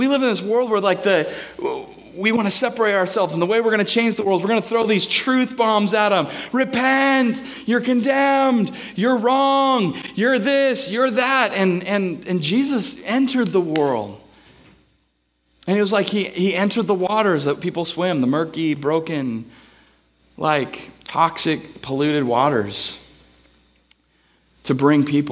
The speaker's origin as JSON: {"language": "English", "town": "Bellingham", "region": "Washington", "country": "United States", "tie": "born or raised there", "said": "I'm from Bellingham"}